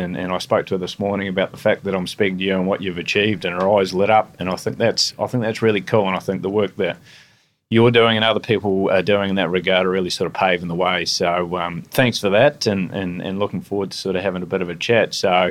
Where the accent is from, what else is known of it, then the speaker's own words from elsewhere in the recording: Dunedin, Otago, New Zealand; Actually joining us from my hometown and your hometown in sunny Dunedin.